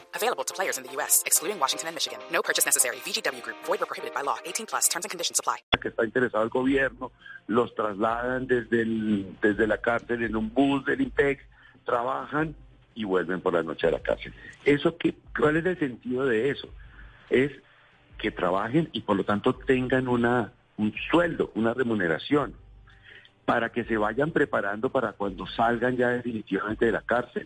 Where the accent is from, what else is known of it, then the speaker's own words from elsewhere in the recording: Bogotá, Colombia; como bogotano que también soy